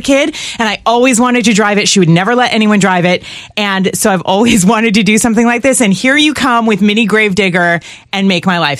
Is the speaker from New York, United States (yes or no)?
no; California, United States; moved away; I'm from California